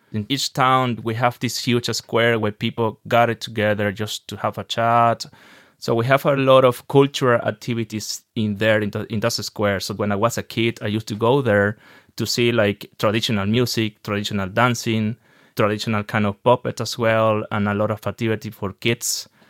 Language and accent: English; Maracay, Aragua, Venezuela; English is a second language; moved away as an adult; now in Ireland; I'm from Venezuela, in a city called Maracay, which is in the north central Venezuela